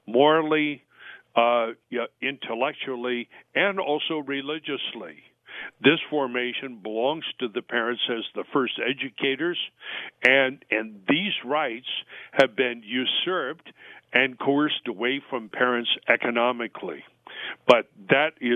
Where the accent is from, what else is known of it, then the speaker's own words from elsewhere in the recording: California, United States; I'm a Californian